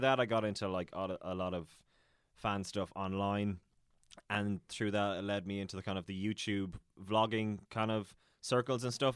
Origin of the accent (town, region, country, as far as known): Ballina, Munster, Ireland; born or raised there; also born or lived in Dublin / Killaloe, County Clare